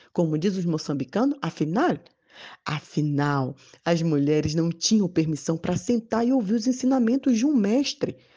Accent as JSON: {"language": "Portuguese", "country": "Brazil", "moved": "yes", "said": "na minha terra lá no Brasil"}